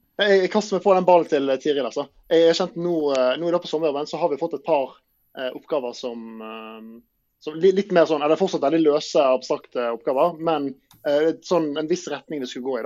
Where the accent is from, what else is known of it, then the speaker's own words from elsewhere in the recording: Bergen, Vestland, Norway; jeg er jo fra Bergen, så det ja. kan være greit å ha liksom sommeren i nærheten av familie og venner